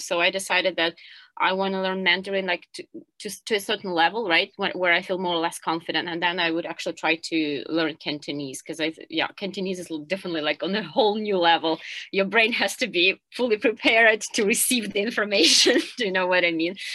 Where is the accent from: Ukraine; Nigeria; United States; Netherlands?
Ukraine; Kyiv; moved away as an adult; now in Hong Kong; I'm originally from Kiev